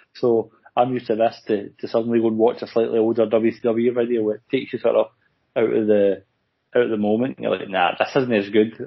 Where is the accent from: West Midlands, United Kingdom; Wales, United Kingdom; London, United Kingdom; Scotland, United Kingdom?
Scotland, United Kingdom; as Scottish people